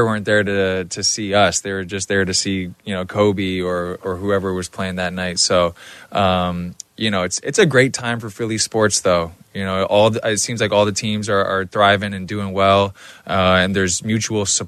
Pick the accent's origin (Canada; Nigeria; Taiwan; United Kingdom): Canada; also born or lived in Michigan; now in Philadelphia, United States; I'm from Canada